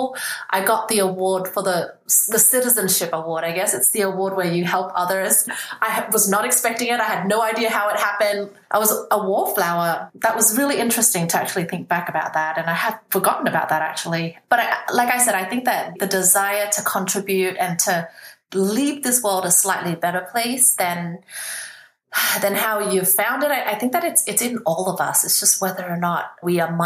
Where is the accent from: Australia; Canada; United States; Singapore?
Australia; also born or lived in Vietnam / Hong Kong; I was 8 at the time, and then I grew up in Australia.